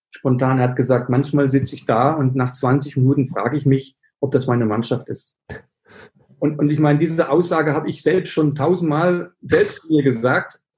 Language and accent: German; Berlin, Germany; das bin ich nicht, ich bin Berliner, ich bin emotional